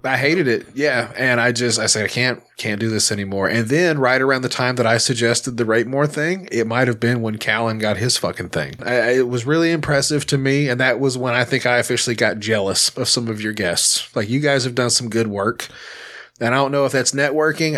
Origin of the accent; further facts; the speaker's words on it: Little Rock, Arkansas, United States; I'm from Little Rock. Like, we're a pretty mixed bag here